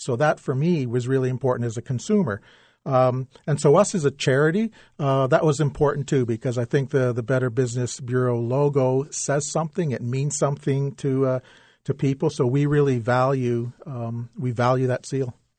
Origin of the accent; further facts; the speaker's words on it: London, Ontario, Canada; I grew up in London